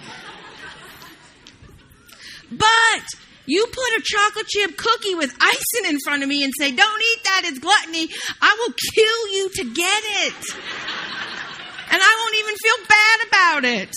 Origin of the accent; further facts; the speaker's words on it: the South, United States; I'm from the South, can't get it out